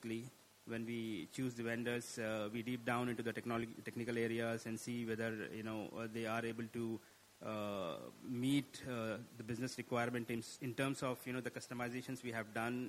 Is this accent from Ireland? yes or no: no; India; now in Qatar; I'm basically from India and I'm based out of Qatar